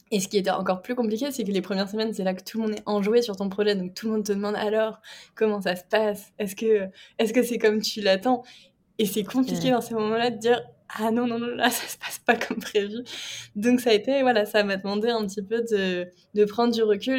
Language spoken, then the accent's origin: French; Brittany, France; je suis bretonne